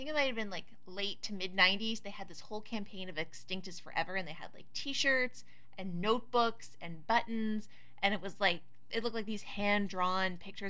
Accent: Oshawa, Ontario, Canada; moved away; and I'm from Oshawa, like 2 hours away.

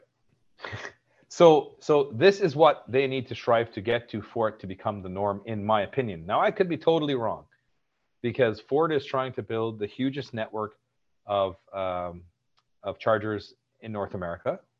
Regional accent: Barbados; now in Canada; I'm from Barbados

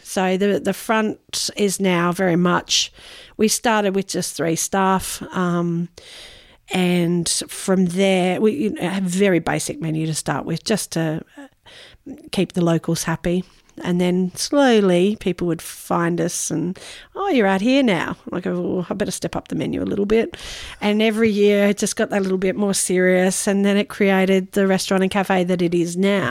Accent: Noosa, Queensland, Australia; we have a bit of family history here. I'm fifth generation Noosa

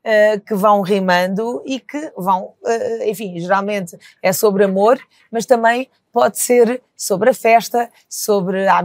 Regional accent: Lisbon, Portugal; enfim, eu, como sou lisboeta, eh, não posso dizer

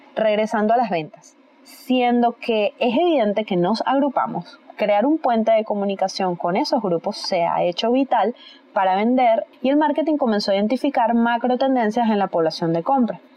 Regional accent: Venezuela; en mi país, Venezuela

